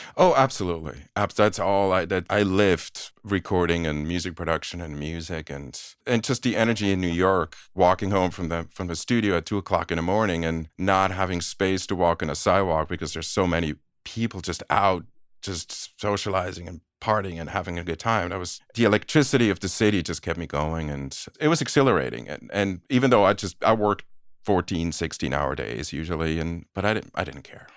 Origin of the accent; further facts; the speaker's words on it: Aarau, Aargau, Switzerland; moved away as an adult; also born or lived in Boston, United States; now in United States; I was born and raised in Switzerland, in a small provincial town called Aarau.